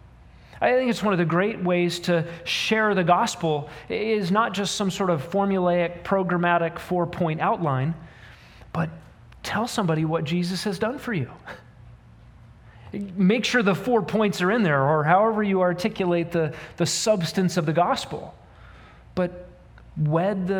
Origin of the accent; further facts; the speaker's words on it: United States; particularly as American humans